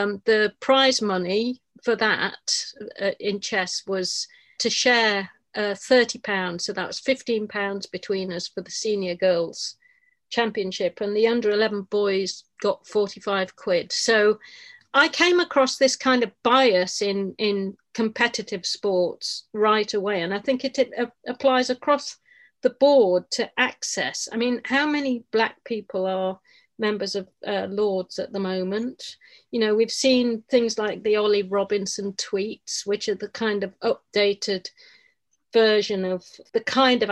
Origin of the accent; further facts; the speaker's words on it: Yorkshire and the Humber, United Kingdom; I was born in Yorkshire